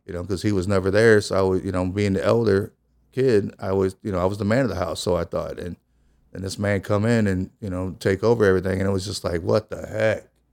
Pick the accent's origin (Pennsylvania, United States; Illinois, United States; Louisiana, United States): Illinois, United States; East St. Louis; also born or lived in Belleville, Illinois; I was born and raised in East Saint Louis